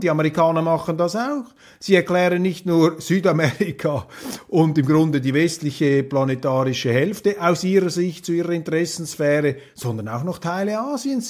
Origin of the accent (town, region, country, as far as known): Switzerland